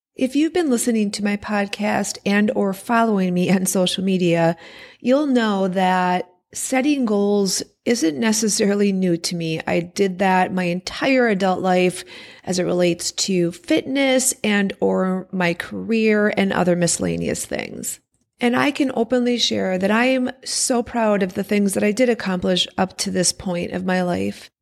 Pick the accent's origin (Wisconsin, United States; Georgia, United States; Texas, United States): Wisconsin, United States; born or raised there